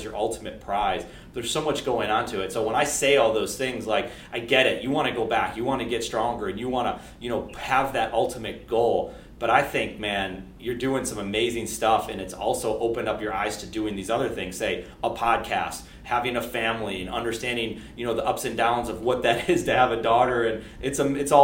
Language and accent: English; Buffalo, New York, United States; I'm from Buffalo, New York